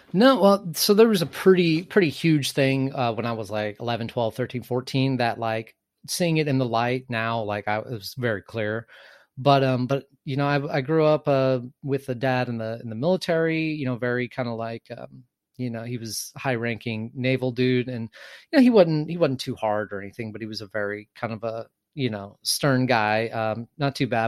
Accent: Texas, United States; I am from the South, uh, small conservative town in Texas

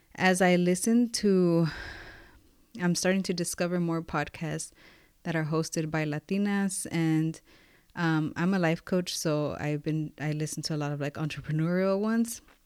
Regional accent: Los Angeles, California, United States; I grew up in Watts

